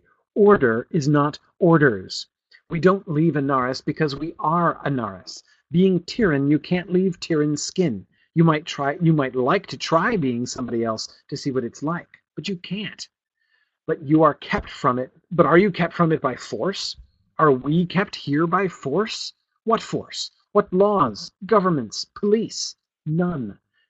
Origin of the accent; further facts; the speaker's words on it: New England, United States; at least I consider myself from New England. I've lived here. I moved here when I was 10, and now I'm back again.